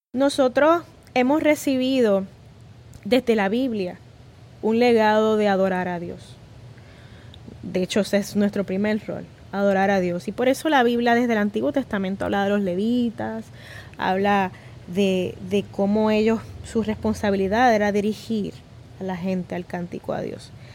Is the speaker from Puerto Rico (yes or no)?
yes; Puerto Rico; todos somos puertorriqueños